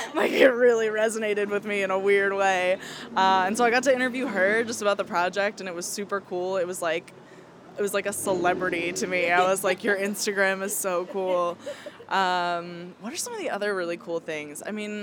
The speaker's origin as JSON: {"language": "English", "area": "Philadelphia suburbs", "region": "Pennsylvania", "country": "United States", "tie": "born or raised there", "moved": "yes", "said": "So I grew up in the Philly burbs, 215, represent Wawa country."}